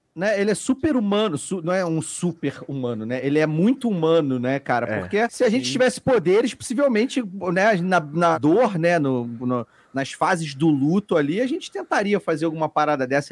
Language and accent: Portuguese; Petrópolis, Rio de Janeiro, Brazil; now in Rio de Janeiro, Brazil; eu sou de Petrópolis, na verdade, eu não sou do Rio. E aí em Petrópolis não tinha uma grande comunidade de uhum. nerd